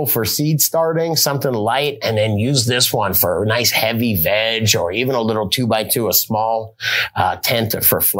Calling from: Oregon, United States; I'm calling from Oregon.

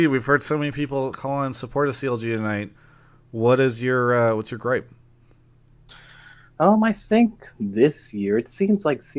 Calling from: Louisiana, United States; Um, I'm calling from Louisiana.

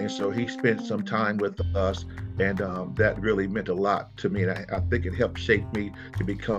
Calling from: Virginia Beach, Virginia, United States; I am calling from Virginia Beach, Virginia

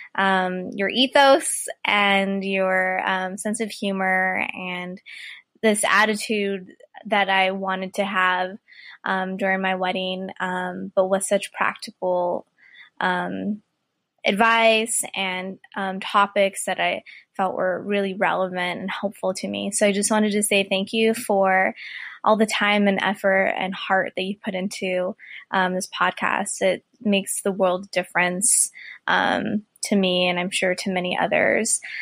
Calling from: California, United States; I am calling from California

